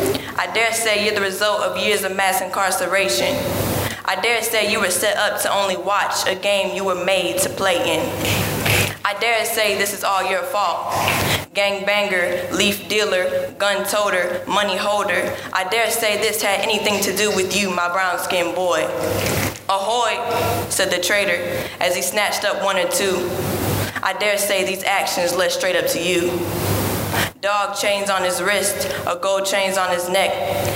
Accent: Goldsboro, North Carolina, United States; Goldsboro. Near Raleigh.

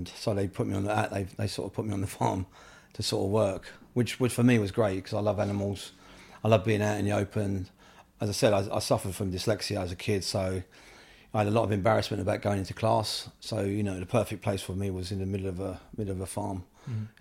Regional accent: London, United Kingdom; also born or lived in Swiss Cottage / Wiltshire; I was born in Camden Town in Royal College Street. Mm-hmm. I lived in Camden until I was about 11

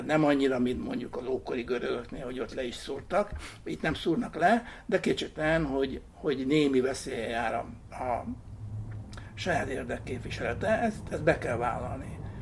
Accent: Hungary; mi nem amerikaiak vagyunk, hanem magyarok

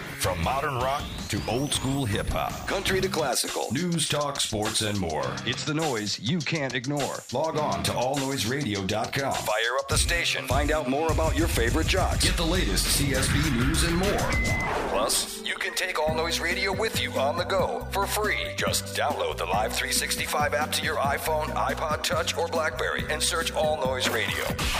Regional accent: Keene, New Hampshire, United States; my hometown of Keene, New Hampshire

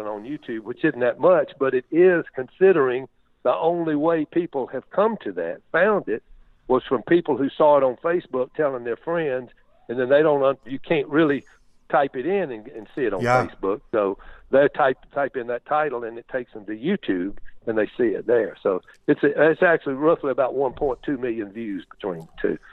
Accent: Greenville, Mississippi, United States; my hometown of Greenville, Mississippi

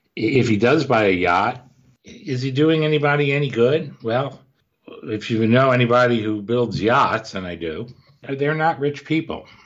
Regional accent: Cleveland, Ohio, United States; I grew up in Cleveland

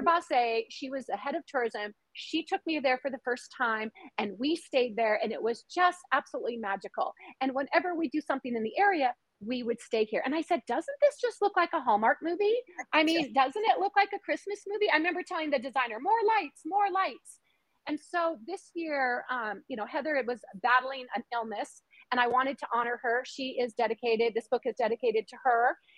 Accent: Washington, United States; born or raised there

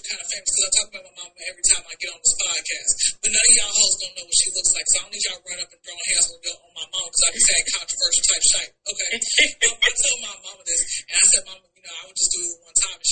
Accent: Atlanta, Georgia, United States; I'm from Atlanta

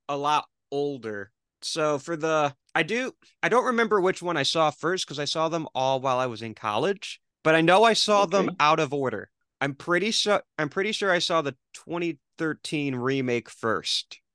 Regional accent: Michigan, United States; I'm from Michigan

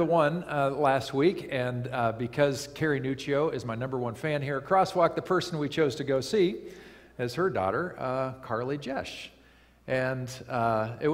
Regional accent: Lake Michigan, Midwest, United States; I grew up on Lake Michigan

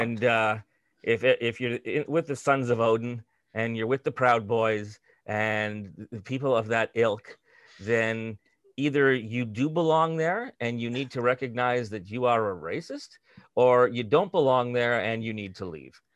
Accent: Canada; as a Canadian of, uh, of, uh, Eastern European extraction and, and Jewish extraction

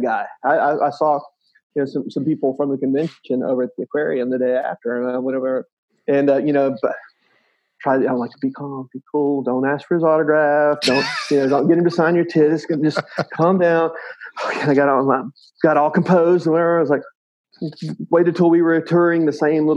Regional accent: South Mississippi, United States; Grew up very poor in South Mississippi

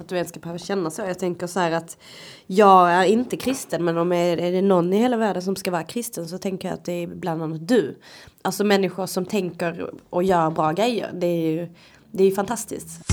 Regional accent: Sweden; jag kommer ju inte från Sverige. Min, min historia finns ju inte här. Men jag är ju ändå uppvuxen här i ett extremt vitt svenskt samhälle

